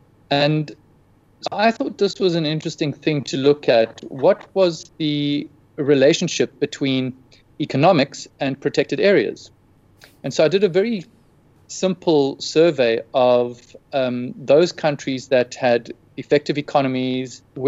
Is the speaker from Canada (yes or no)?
no; South Africa; As in being a South African?